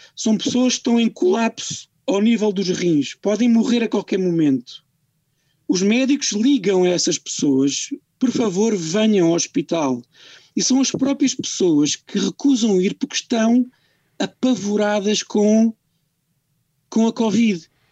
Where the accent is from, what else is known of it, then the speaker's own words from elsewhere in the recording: Portugal; eu exijo, como português